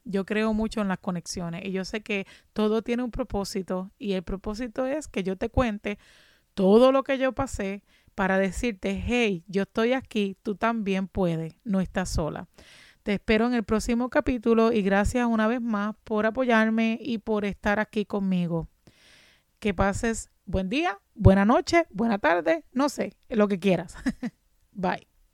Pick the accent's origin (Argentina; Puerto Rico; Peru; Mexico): Puerto Rico; Ponce; moved away as an adult; also born or lived in Juana Díaz, Puerto Rico; now in Massachusetts, United States; en Ponce, me mudé a Juana Díaz y de Juana Díaz cuando vino María perdí mi casa